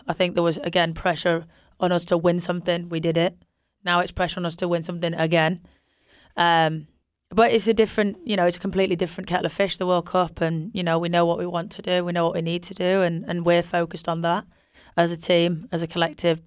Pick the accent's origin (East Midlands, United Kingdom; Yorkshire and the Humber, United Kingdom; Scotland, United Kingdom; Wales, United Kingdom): Yorkshire and the Humber, United Kingdom; we're both from Yorkshire